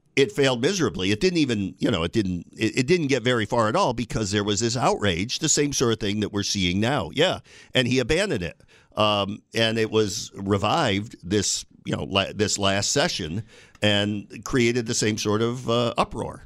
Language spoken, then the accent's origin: English; Binghamton, New York, United States; moved away as an adult; now in Buffalo, United States; I moved here in, from my hometown of Binghamton in nineteen eighty-nine.